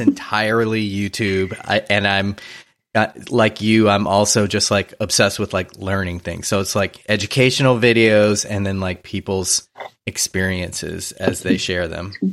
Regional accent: New Orleans, Louisiana, United States; now in Los Angeles, United States; I grew up in New Orleans

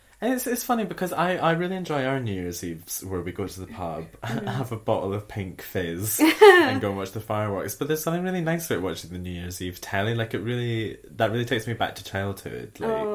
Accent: Scotland, United Kingdom; as a Scottish person

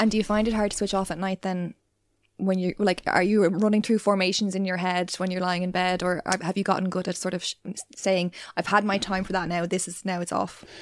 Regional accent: Ireland; being Irish

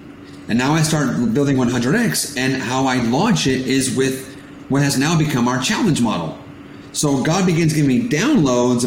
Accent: California, United States; I was born in California, born in America, but my parents are immigrants from Portugal

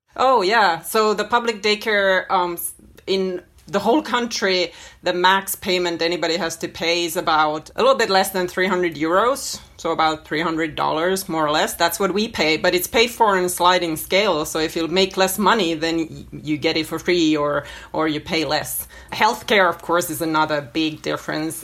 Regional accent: Finland; moved away as an adult; also born or lived in New York City, United States; now in Helsinki, Finland; I am completely Finnish. I grew up in Finland, and my parents are Finnish

